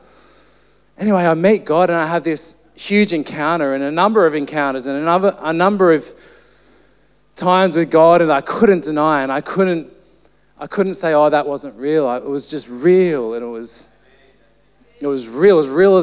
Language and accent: English; Central Coast, New South Wales, Australia; I grew up on the Central Coast